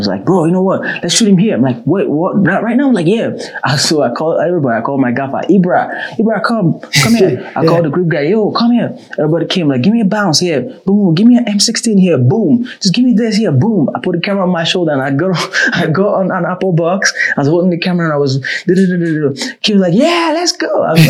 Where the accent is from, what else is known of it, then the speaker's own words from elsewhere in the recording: Ghana; now in South Africa; I'm from Ghana. I flew to SA for the very first time to work.